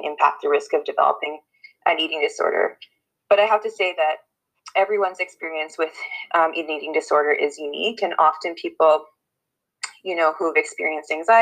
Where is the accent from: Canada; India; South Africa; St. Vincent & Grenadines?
Canada; I'm a white cisgender woman who was born and raised in Treaty 6 territory, and I work providing family-based therapy to youth and families in Saskatoon